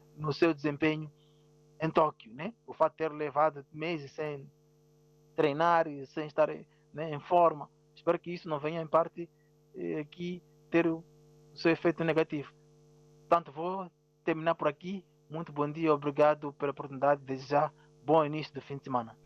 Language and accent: Portuguese; southern Mozambique, Mozambique; first language Ronga or Changana; Portuguese is a second language